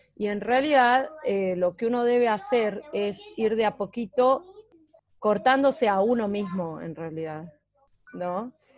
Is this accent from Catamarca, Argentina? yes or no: yes; Catamarca, Argentina; moved away; yo soy de Catamarca